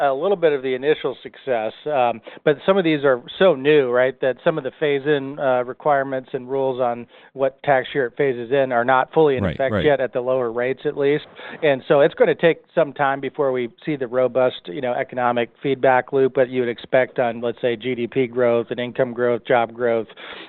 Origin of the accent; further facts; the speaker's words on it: Michigan, United States; my home state of Michigan, a birthplace of the UAW union